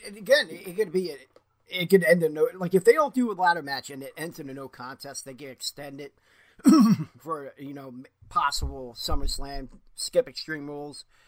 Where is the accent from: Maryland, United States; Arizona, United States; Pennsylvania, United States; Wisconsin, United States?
Pennsylvania, United States; Philadelphia; I'm from Philly.